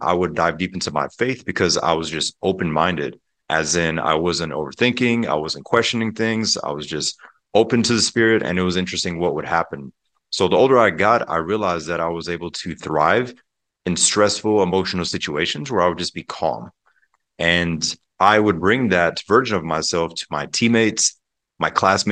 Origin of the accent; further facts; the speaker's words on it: Pensacola, Florida, United States; also born or lived in Germany; We actually moved to Pensacola, Florida, and the Panhandle. If people are familiar with the Blue Angel Air Show, that's my home state and home city. But growing up there